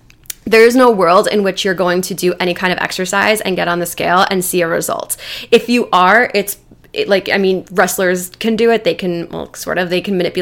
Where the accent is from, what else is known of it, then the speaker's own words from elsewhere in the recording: New Jersey, United States; I'm from Jersey